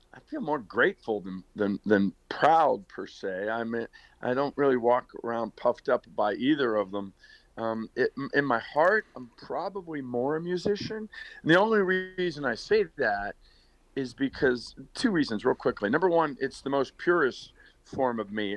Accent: Northern Virginia, United States; moved away as an adult; also born or lived in Pittsburgh, Pennsylvania / Williamsburg, Virginia / Hollywood, California; now in Nashville, United States; I was born in Pittsburgh, uh, but my parents uh, split when I was in about third grade, and my mother moved us to Northern Virginia, right outside of um, D.C. And so I grew up in Northern Virginia.

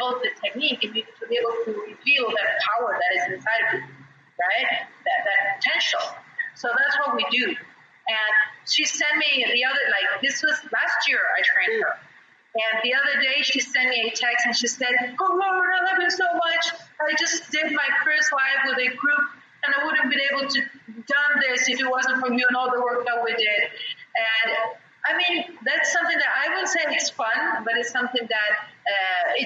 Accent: Argentina; English is a second language; moved away as an adult; now in Brazil; I'm half British and half Argentinian. I was born and raised in Argentina, but my family's British

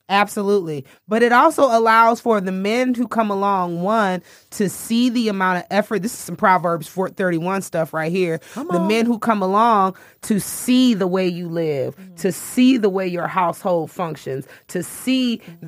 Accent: Mississippi, United States; moved away as an adult; also born or lived in Chicago, Illinois; now in Atlanta, United States; I was coming up in Chicago, growing up in Mississippi, mm-hmm. living my adult life in Atlanta

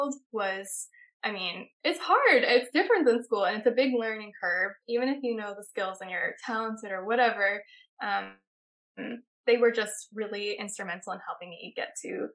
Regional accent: Pennsylvania, United States; moved away as an adult; now in New York, United States; growing up in Pennsylvania

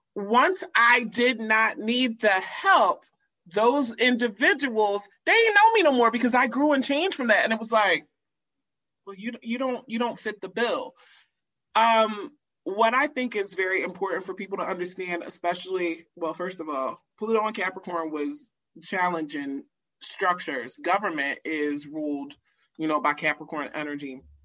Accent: United States; being American

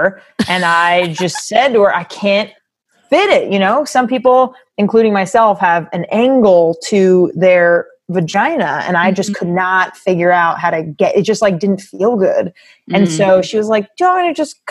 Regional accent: Long Island, New York, United States; I grew up on Long Island in New York in the suburbs.

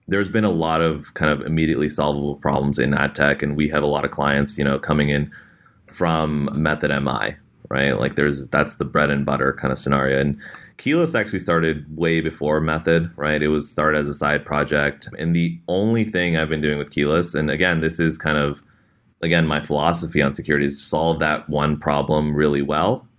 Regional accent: Bay Area, California, United States; being situated in the Bay Area, growing up in the Bay Area

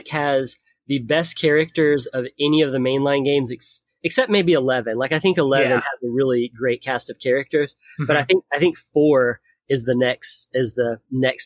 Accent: Tennessee, United States; moved away; I'm originally from Tennessee, so I'm going back home

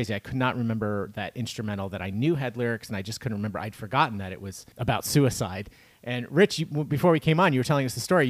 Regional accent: Steubenville, Ohio, United States; now in North Carolina, United States; Yes, I'm from Steubenville, which is north of Wheeling, and I grew up on that style of pizza.

